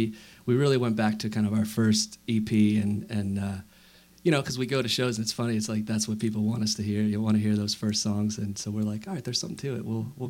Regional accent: New Jersey, United States; now in Louisville, United States; New Jersey.

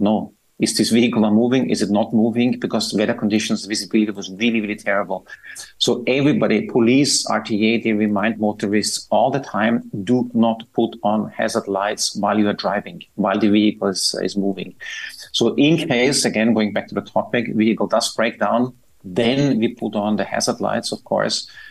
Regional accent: Austria; moved away as an adult; now in Dubai, United Arab Emirates; I'm from Austria

